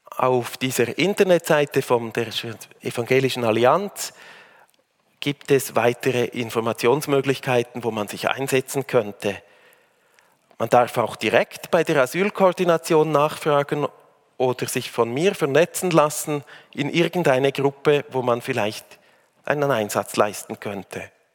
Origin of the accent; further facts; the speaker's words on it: Switzerland; also born or lived in Africa / Bern / Aargau / Zurich; now in Uster, Switzerland; In Afrika geboren, im Rheintal aufgewachsen